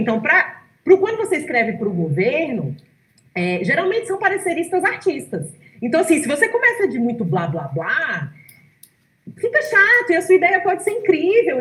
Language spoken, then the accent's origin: Portuguese; Brazil; gente é brasileiro